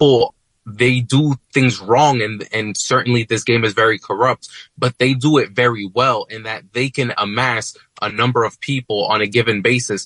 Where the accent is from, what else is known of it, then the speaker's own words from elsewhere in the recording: West New York, New Jersey, United States; Albio Suarez, who was, in fact, my hometown mayor in West New York when I was growing up